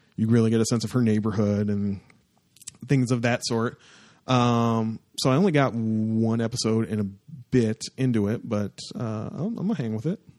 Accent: Windsor, Ontario, Canada; my hometown-ish area

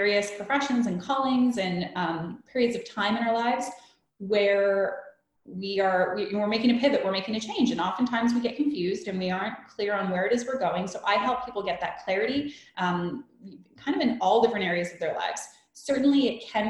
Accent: Canada; moved away as an adult; also born or lived in Vancouver, Canada; now in Munich, Germany; I'm from Canada.

